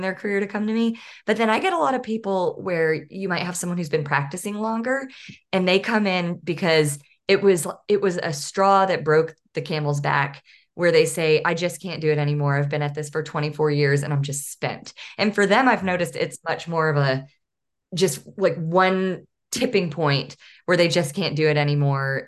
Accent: Northeast Texas, United States; also born or lived in San Diego; now in Arkansas, United States; I grew up in East Texas and really wanted to live closer to where my parents live. I should say Northeast Texas

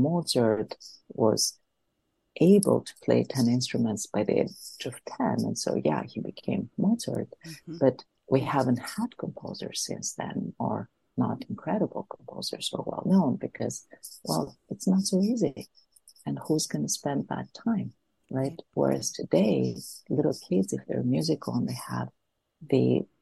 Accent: Athens, Attica, Greece; moved away as an adult; I grew up in Athens, in Greece.

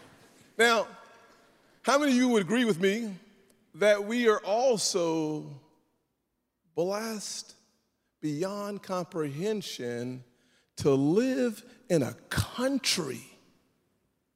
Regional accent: South Carolina, United States; I'm from South Carolina

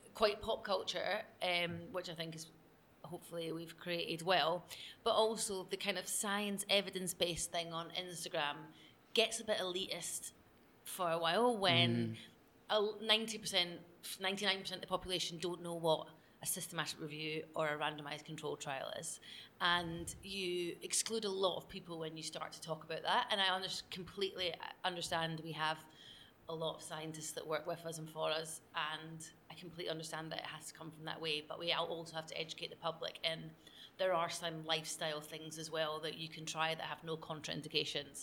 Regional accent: Scotland, United Kingdom; we come from working class Scottish background

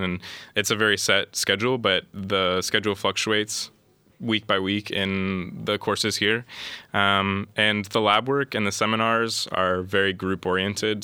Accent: Columbus, Ohio, United States; moved away as an adult; now in Linköping, Sweden; I'm originally from Columbus, Ohio, in the United States

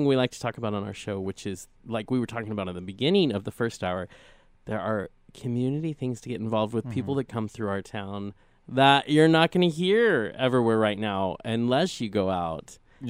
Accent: Colorado, United States; now in Spokane, United States; I grew up, not in Boulder, but in Colorado, in Pueblo, Colorado Springs, Denver area. Yes, it's absolutely gorgeous down there.

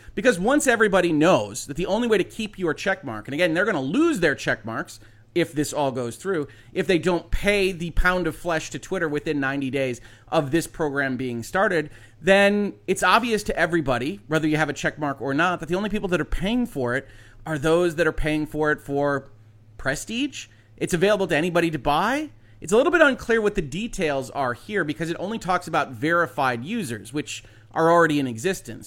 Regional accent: United States; as an American citizen

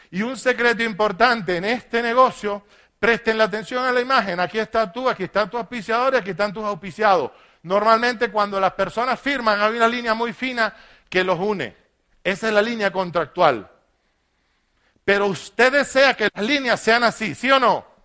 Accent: Maracaibo, Zulia, Venezuela; born there; Nilo es un zafiro profesor de la Universidad de Maracaibo, la ciudad donde yo nací

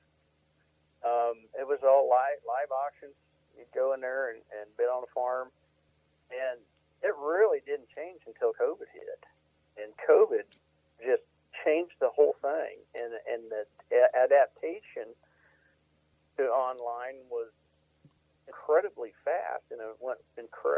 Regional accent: Missouri, United States; now in Iowa, United States; I'm from Missouri

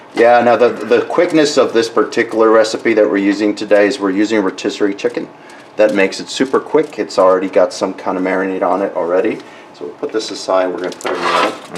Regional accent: South Texas / Reynosa, United States; first language Spanish; English is a second language; moved away as an adult; also born or lived in McAllen, Texas; now in Milwaukee, United States; I was born in in McAllen, Texas, mm-hmm. but we lived in Reynosa

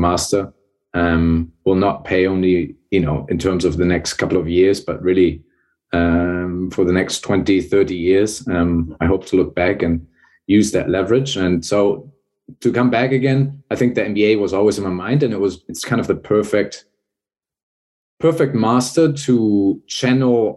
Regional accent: Hamburg, Germany; moved away as an adult; also born or lived in Bremen; I was born and raised in Northern Germany, born in Bremen, raised in Hamburg.

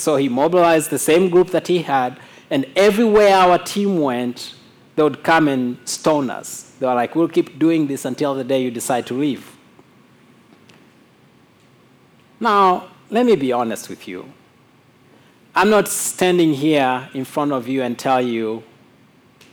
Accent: Mwanza, Tanzania; moved away; also born or lived in Kondoa; when I was leaving my hometown, Mwanza, to go to Kondoa, this Islamic town

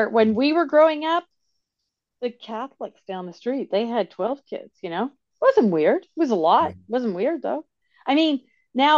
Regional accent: Calgary, Alberta, Canada; now in Toronto, Canada; I'm from Calgary

